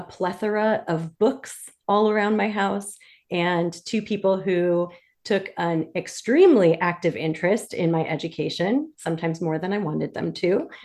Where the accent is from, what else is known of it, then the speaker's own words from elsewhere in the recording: Detroit, Michigan, United States; moved away as an adult; now in Washington, D.C., United States; I'm originally from Detroit, Michigan